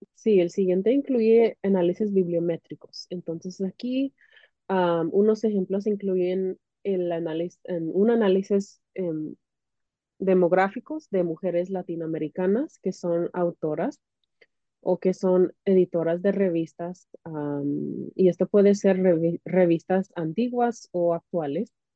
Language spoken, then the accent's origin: Spanish; California, United States; now in Illinois, United States; nací en los Estados Unidos, en California, pero mis papás son de Centroamérica, mi mamá es de Guatemala y mi papá es de El Salvador